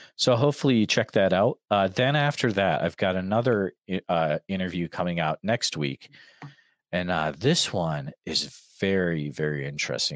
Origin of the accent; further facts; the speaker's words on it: Massachusetts, United States; accent: Massachusetts; moved away; I used to live out in Massachusetts